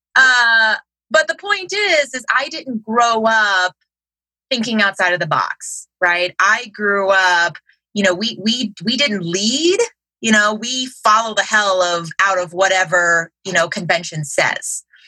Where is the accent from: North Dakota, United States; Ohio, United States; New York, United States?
Ohio, United States; Cincinnati; I'm from Cincinnati, Ohio.